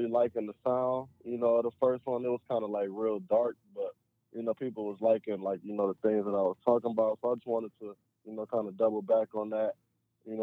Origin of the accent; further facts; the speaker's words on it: Cleveland, Ohio, United States; growing up in Cleveland